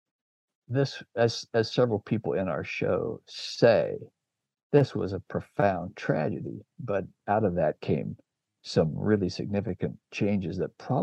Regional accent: Oregon, United States; now in Boise, United States; I grew up in Oregon and live in Boise

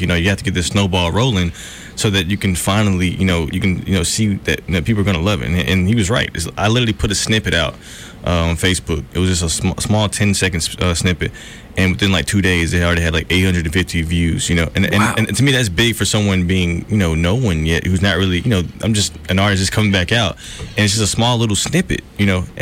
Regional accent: Montgomery, Alabama, United States; I'm from Montgomery, Alabama. Born and raised, for sure.

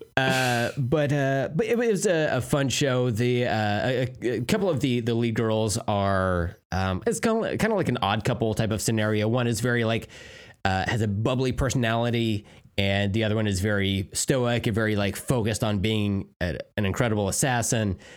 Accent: United States; me as an American

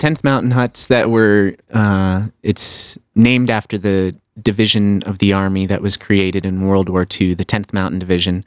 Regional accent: Aspen, Colorado, United States; also born or lived in San Francisco; my hometown of Aspen, Colorado

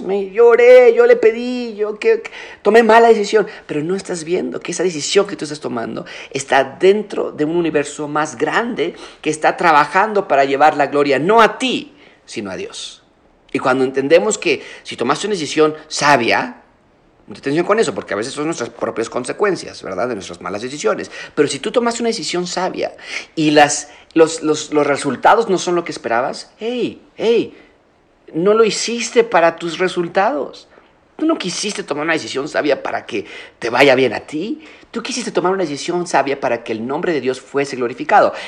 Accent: Mexico; nosotros como mexicanos

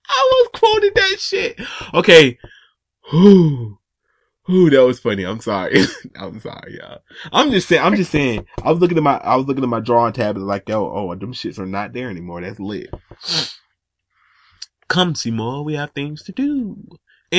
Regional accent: Atlanta, Georgia, United States; Like, man, I'm from Atlanta, man.

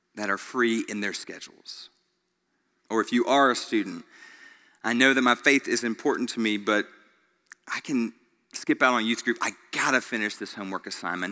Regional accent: Greenville, United States; Growing up in Greenville, almost everybody I knew took the bus to school

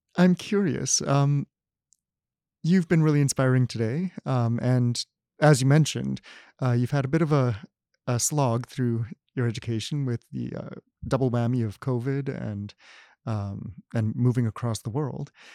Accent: Canada; as a Canadian, uh, growing up, I al-, always think of Canada

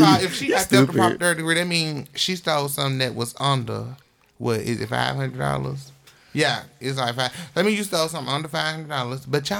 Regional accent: Mobile, Alabama, United States; Mobile, my hometown

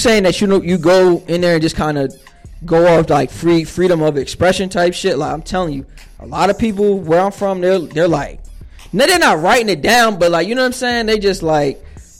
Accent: Northeast, United States; Because, like, growing up in the Northeast and shit, like, everything pretty much centered around New York City and like bars and.

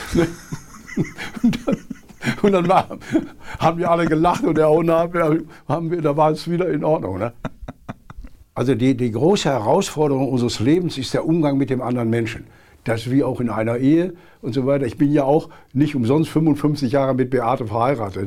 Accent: Essen, North Rhine-Westphalia, Germany; moved away as an adult; also born or lived in Berlin; Ich komme ja aus dem Ruhrgebiet

